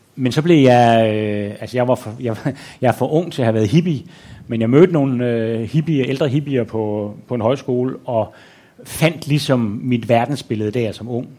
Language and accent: Danish; Aarhus, Central Denmark Region, Denmark; moved away as an adult; now in Copenhagen, Denmark; jeg betragter stadigvæk Aarhus som hjem. Mm-hmm. Altså, mhm. jeg er ikke blevet øh, københavner